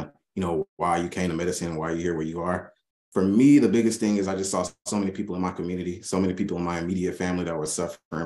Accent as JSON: {"language": "English", "town": "Little Rock", "region": "Arkansas", "country": "United States", "tie": "born or raised there", "moved": "yes", "lives_now": "Fort Worth, United States", "said": "I grew up in Little Rock, Arkansas, a family of immigrants."}